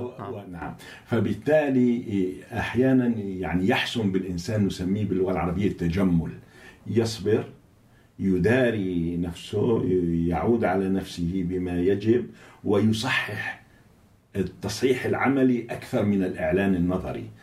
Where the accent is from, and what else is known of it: Syria